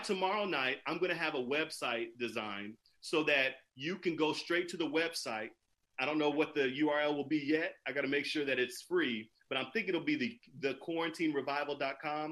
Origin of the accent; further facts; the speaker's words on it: California, United States; I am from California